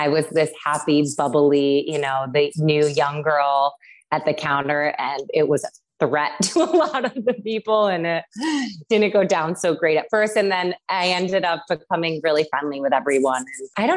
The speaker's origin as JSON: {"language": "English", "town": "Syracuse", "region": "New York", "country": "United States", "tie": "born or raised there", "said": "I grew up in Syracuse, New York"}